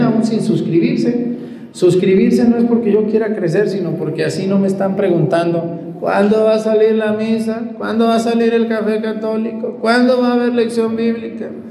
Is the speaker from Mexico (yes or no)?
yes; Mesticacán, Jalisco, Mexico; moved away; de mi pueblo allá en Mestigacán